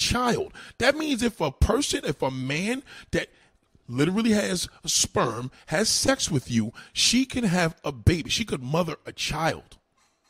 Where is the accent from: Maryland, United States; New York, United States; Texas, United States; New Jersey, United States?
New York, United States; New York City; I'm from New York. I'm in New York City. I was born, raised here